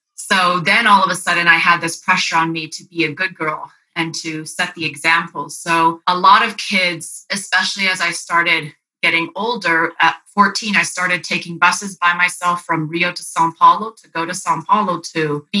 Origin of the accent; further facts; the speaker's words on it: Philippines; also born or lived in Japan; I grew up in the Philippines with Berg, and I also was in Japan with Berg.